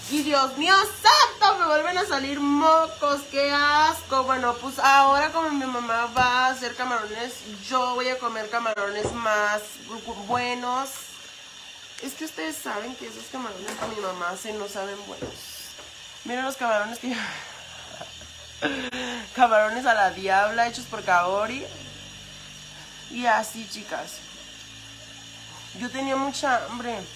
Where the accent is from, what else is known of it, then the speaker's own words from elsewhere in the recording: Michoacán, Mexico; Arriba Michoacán, porque nosotras somos de Michoacán.